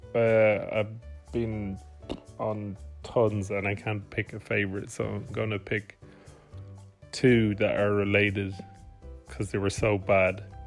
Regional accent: Bray, Ireland; now in Malmo, Sweden; I am from Bray, but I currently live in Malmo, Sweden.

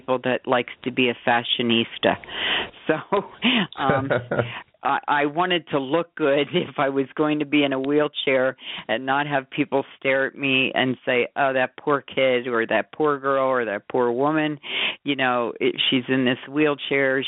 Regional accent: Bucks County, Pennsylvania, United States; now in Scottsdale, United States; I'm from Scottsdale, originally from Pennsylvania, Bucks County

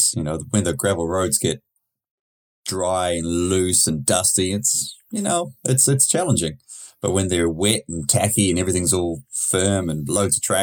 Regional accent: New Zealand; I'm from New Zealand

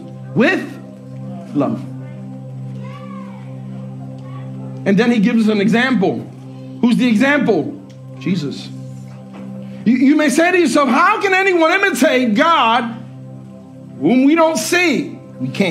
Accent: Puerto Rico; moved away; we went back home to Puerto Rico, and that's where I was born

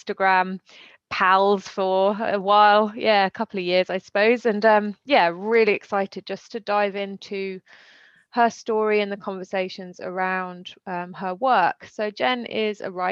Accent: United Kingdom; also born or lived in London; now in France; I'm British

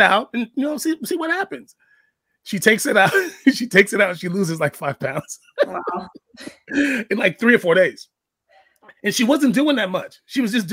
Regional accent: New York City, New York, United States; I'm black. I'm from the Bronx

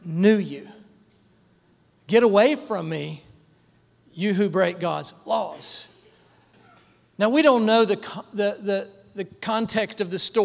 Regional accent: Dallas, Texas, United States; I was born in Dallas, Texas

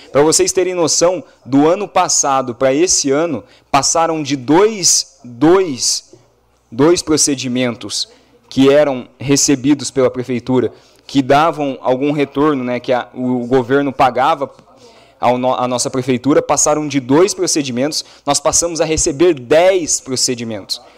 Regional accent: Brazil; como cidadão, como brasileiro

